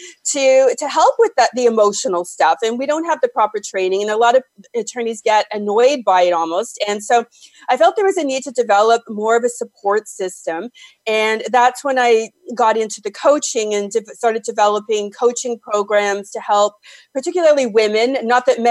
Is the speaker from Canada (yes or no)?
yes; Toronto, Ontario, Canada; I am, born and raised, and I love it here except in the winter.